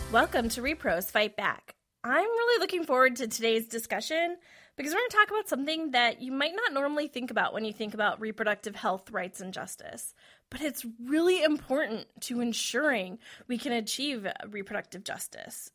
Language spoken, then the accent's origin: English; Wisconsin, United States; moved away; I'm originally from Wisconsin